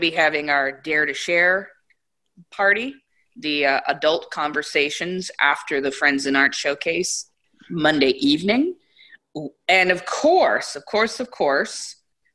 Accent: Bay Area, California, United States; I'm from the Bay Area

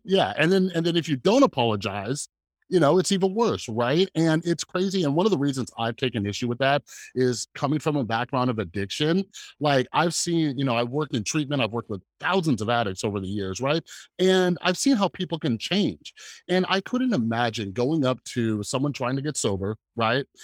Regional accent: Las Vegas, Nevada, United States; I grew up here in Las Vegas around a ton of Mormons

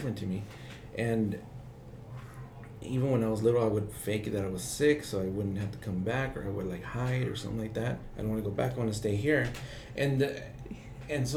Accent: Oakland, California, United States; I grew up in Oakland. I was born and raised in Oakland and I lived my whole life there.

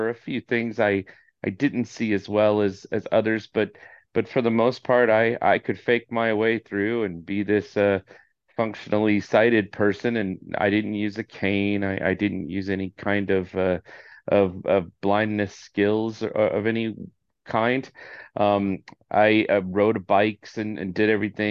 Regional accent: Orange County, California, United States; born and raised in Orange County, California

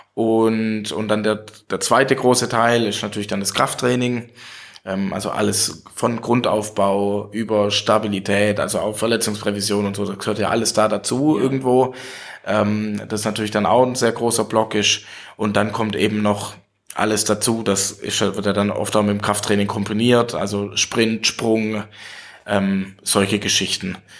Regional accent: Welzheim, Baden-Württemberg, Germany; ich bin seit 2014 im Gemeinderat in meiner Heimatstadt in Welsheim, also kleinere Stadt so mit 11.000 Einwohnern.

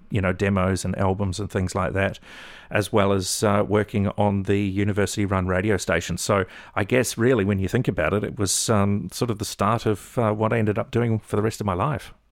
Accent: Melbourne, Victoria, Australia; moved away as an adult; also born or lived in New Zealand / Northern New South Wales; we ended up living and, uh, growing up in Melbourne. I lived in Melbourne for eight and a half years

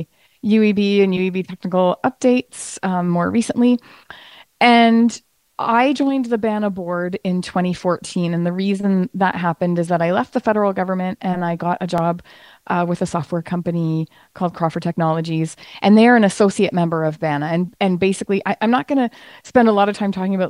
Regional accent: Ottawa, Ontario, Canada; I am from Ottawa, Ontario, Canada

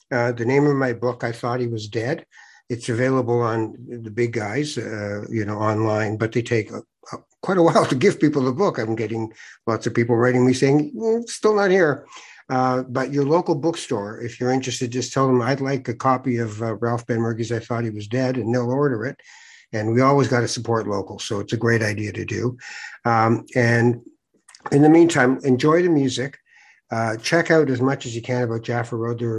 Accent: Tangier, Tanger-Tetouan-Al Hoceima, Morocco; We're from Tangier. We do the Spanish thing.

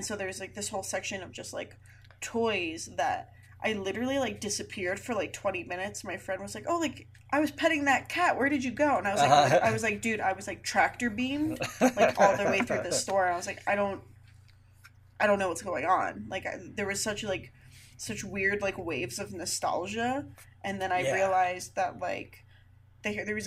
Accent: South Florida, United States; moved away; growing up in South Florida

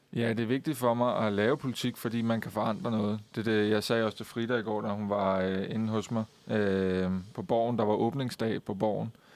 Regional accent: Køge, Zealand, Denmark; jeg kommer fra Køge

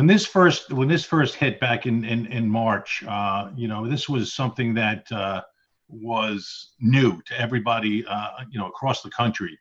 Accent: Glen Cove, New York, United States; I was born in the city of Glen Cove. I was born in Glen Cove Hospital. My family has actually been in this area for about 118 years.

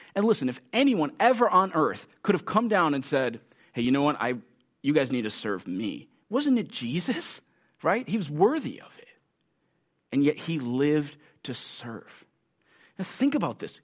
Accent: United States; many of us as American Christians

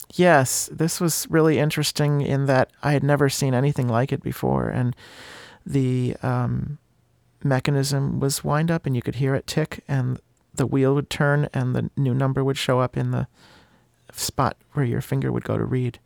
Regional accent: Bristol, United States; my hometown is, uh, is, Bristol

